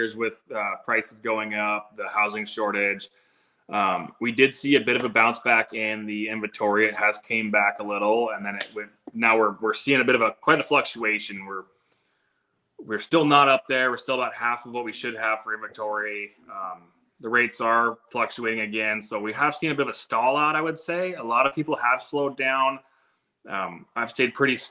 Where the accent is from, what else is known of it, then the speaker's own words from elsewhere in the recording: Kenai, Alaska, United States; So I was born and raised right here in Kenai.